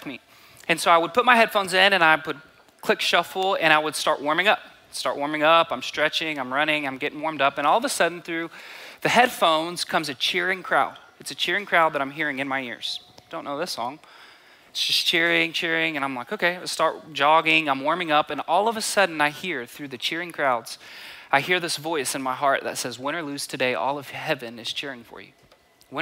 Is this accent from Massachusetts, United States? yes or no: no; Borger, Texas, United States; I grew up by Amarillo, it's a small town called Borger, about 6 hours north of here